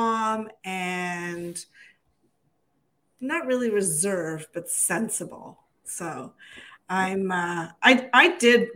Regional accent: Toronto, Ontario, Canada; moved away as an adult; also born or lived in Calgary; I grew up in Toronto

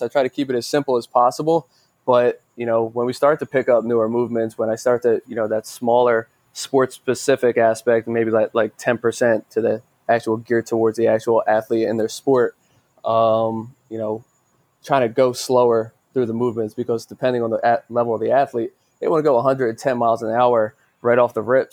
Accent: Philadelphia, Pennsylvania, United States; my father was a fighter in Philadelphia, so I'm originally from Philadelphia

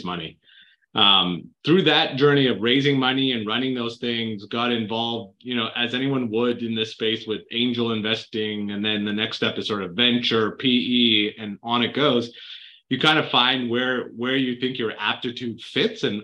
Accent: Canada; moved away as an adult; now in United States; I grew up in Canada

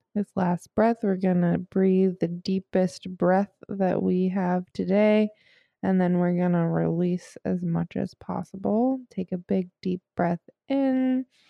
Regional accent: St. Louis, Missouri, United States; I'm from Saint Louis

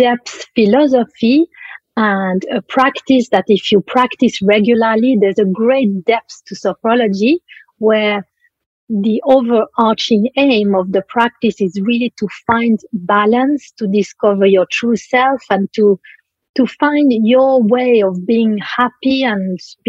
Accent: Switzerland; moved away; I come from Switzerland originally

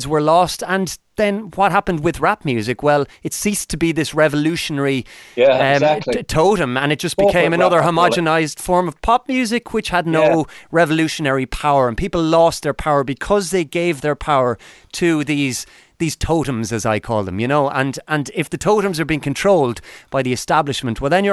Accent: Ireland; 25 years of my life being staunchly Irish, attached to the flag

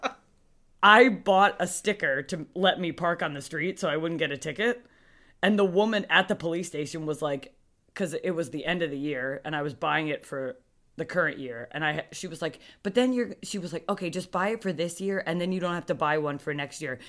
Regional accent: New Jersey, United States; we're both from New Jersey

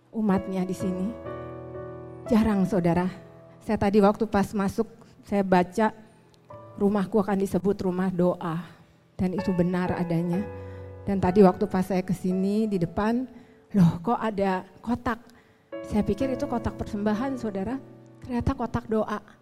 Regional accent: Bandung, West Java, Indonesia; born there; saya dilahirkan di Bandung 44 tahun yang lalu

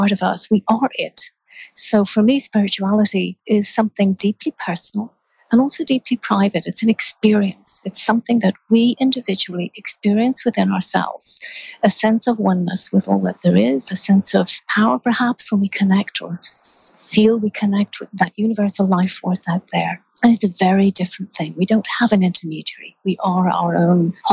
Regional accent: Ireland; I grew up in Ireland

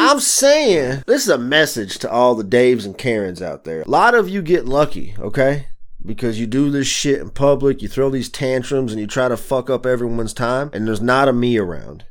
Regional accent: the South, United States; moved away as an adult; now in Michigan, United States; I grew up in the South, so I'm not used to winter conditions. So I moved here in two thousand ten

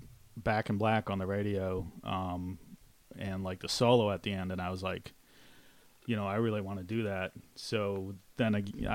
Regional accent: California, United States; I'm from California.

